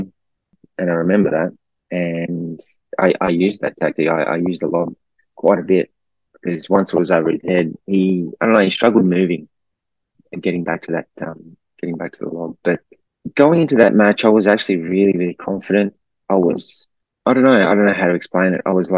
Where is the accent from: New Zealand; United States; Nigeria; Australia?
Australia; Melbourne, Victoria; I'm from Melbourne, had family and friends there